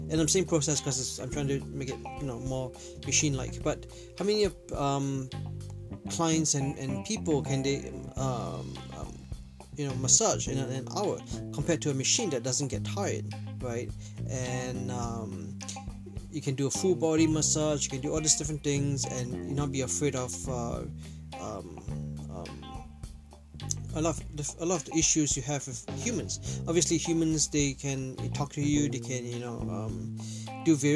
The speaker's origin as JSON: {"language": "English", "town": "Toronto", "region": "Ontario", "country": "Canada", "said": "Like some of you know, I'm from Toronto, and Raptors just won the NBA championship."}